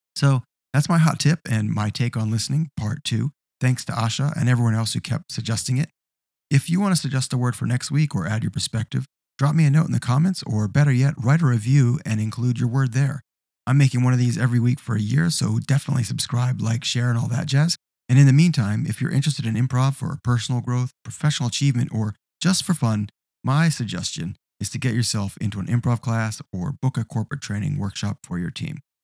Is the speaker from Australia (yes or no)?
yes; Australia; as we say in Australia, a bucks night